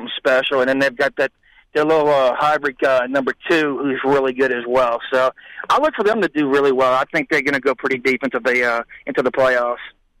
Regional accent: Louisiana, United States; I'm from Louisiana

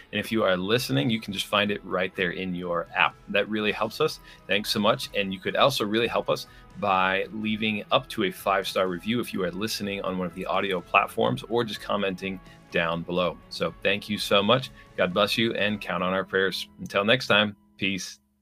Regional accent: Florida, United States; also born or lived in Minnesota; I was born in Minnesota, but I've spent almost my entire life in Florida

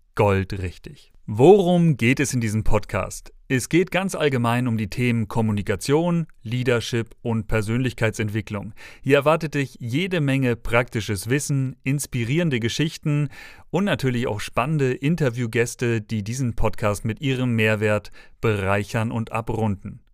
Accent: Schleswig-Holstein, Germany; now in Dresden, Germany; aufgewachsen im Bundesland des frischen Fisches in Schleswig-Holstein

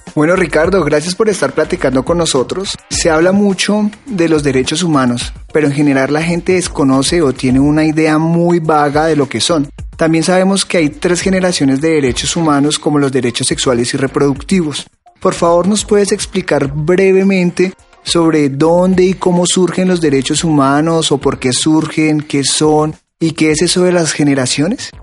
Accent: Colombia; now in Mexico City, Mexico; mi tierra querida Colombia

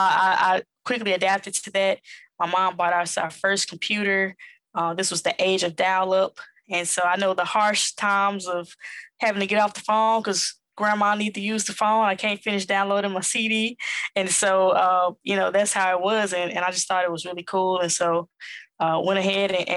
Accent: Jackson, Mississippi, United States; accent: Southern; moved away as an adult; also born or lived in New York City; now in Atlanta, United States; born and raised in Jackson, Mississippi, raised by my mother and my grandmother

